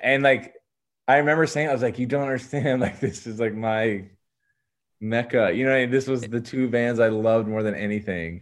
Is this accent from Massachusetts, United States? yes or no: no; Medina, Ohio, United States; also born or lived in Maine; I lived in a suburb classic suburb, you know, of Cleveland